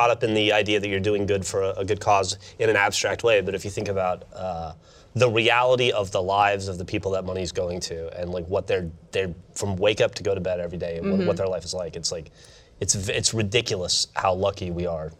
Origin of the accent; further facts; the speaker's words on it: Alabama, United States; moved away; I'm from Alabama.